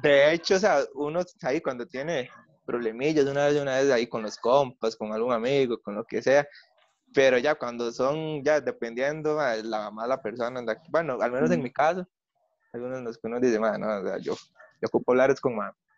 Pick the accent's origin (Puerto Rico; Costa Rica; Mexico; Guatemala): Costa Rica; moved away as an adult; como también es de Pérez